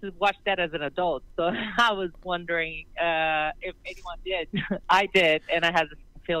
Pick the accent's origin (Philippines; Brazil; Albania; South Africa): Brazil; also born or lived in Brooklyn, New York; now in New York, United States; I'm from Brazil.